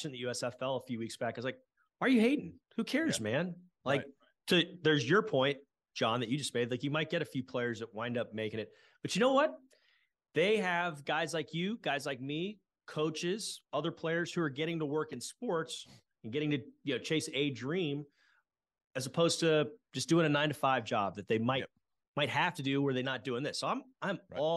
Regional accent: Houston, Texas, United States; also born or lived in Lubbock; growing up in Houston

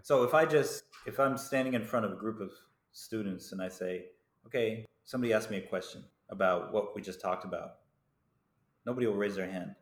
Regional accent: United States; moved away as an adult; now in Taiwan; as an American because I grew up in America

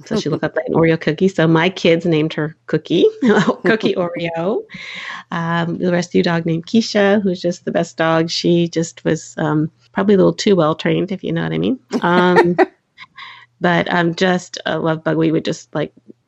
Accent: Contra Costa County, California, United States; I'm from Contra Costa County

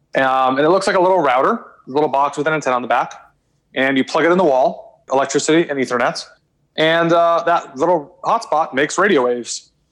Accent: Austin, Texas, United States; moved away as an adult; also born or lived in New York; born and raised in Austin

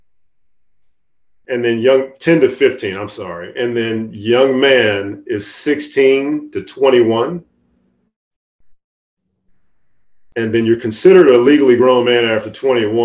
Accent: Chicago, Illinois, United States; moved away as an adult; I grew up in Chicago

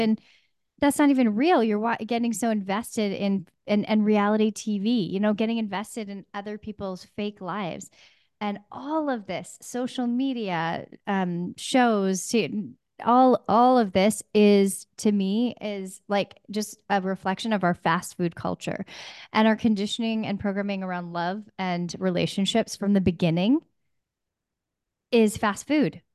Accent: Pacific Northwest, United States; I'm from the Pacific Northwest

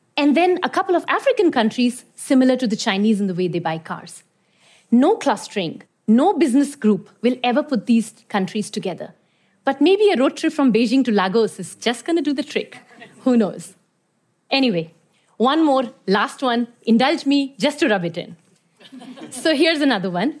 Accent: Iran; moved away; also born or lived in India; I was born in India, but I grew up in Iran

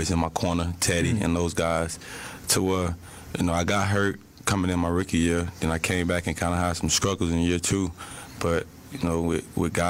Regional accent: Miami, Florida, United States; growing up in Miami

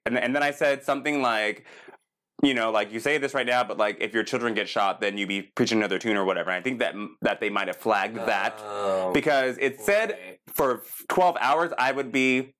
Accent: Palm Springs, California, United States; also born or lived in Texas; now in West Hollywood, United States; born in Texas, but moved to Palm Springs when I was very, very young

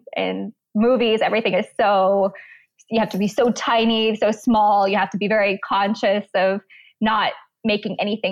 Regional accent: Florida, United States; also born or lived in Pennsylvania; I was born in Pennsylvania, and then I moved to Florida when I was about eight. So then been in Florida for a pretty long time.

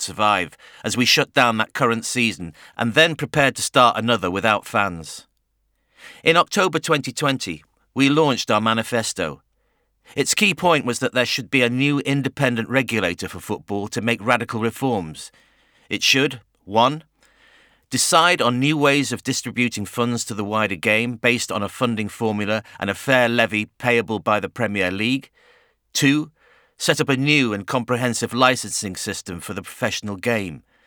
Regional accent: Bury, North West England, United Kingdom; My hometown club folded in twenty nineteen, devastating the community I grew up

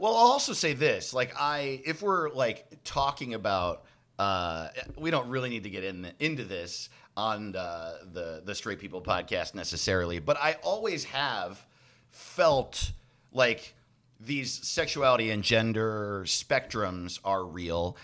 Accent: Orange County, New York, United States; moved away; also born or lived in Los Angeles; I grew up in Orange County, New York

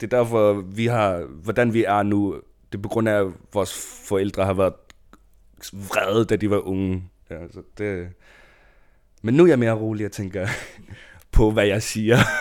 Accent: Greenland; Danish is a second language; now in Odense, Denmark; som en grønlænder

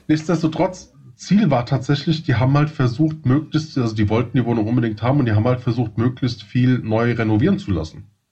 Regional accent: Hesse, Germany; accent: Hessian; man hört es glaube ich so ein bisschen an, mein, an meinem ähm, ähm an Accent. meinem Slang. äh, ich komme aus dem Hessischen.

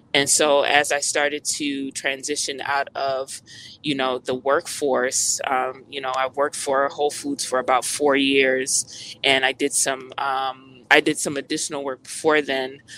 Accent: United States; I'm Jamaican American, by the way. So I was always teased in school, you know, because I wasn't like the other Black American kids.

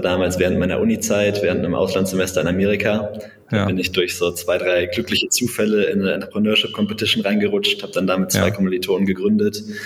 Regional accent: Bonn, North Rhine-Westphalia, Germany; also born or lived in Berlin; gebürtiger Bonner

